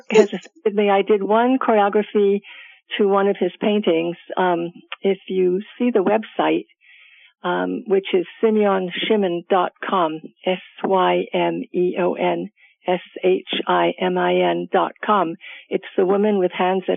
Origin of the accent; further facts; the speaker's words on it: New York City, New York, United States; I grew up in Manhattan in the Village in New York City